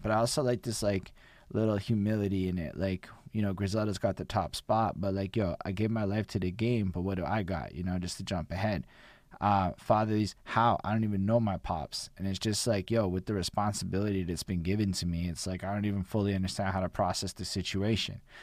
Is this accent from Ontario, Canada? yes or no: no; Montreal, Quebec, Canada; I'm from Montreal.